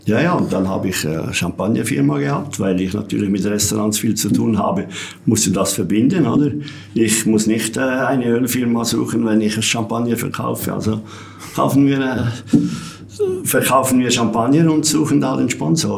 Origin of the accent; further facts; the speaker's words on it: Entlebuch, Lucerne, Switzerland; Ich bin ja in Entlebuch geboren, da haben wir ja keinen See